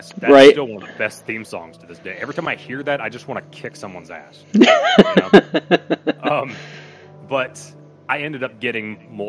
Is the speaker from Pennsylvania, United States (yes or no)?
yes; Pennsylvania, United States; This is my home state. Only Pennsylvania would make up something this depressing.